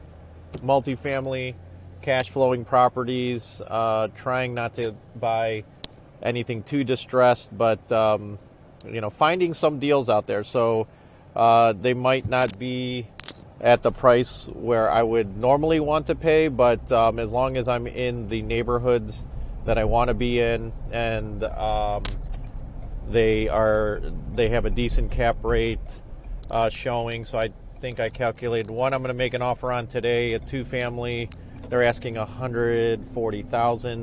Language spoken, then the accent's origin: English; Cleveland, Ohio, United States; I grew up in Old Brooklyn.